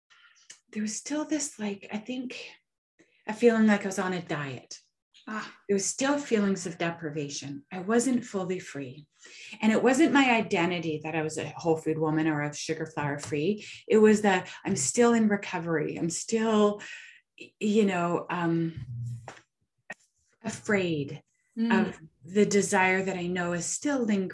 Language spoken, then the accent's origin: English; Canada; I'm a nobody from Canada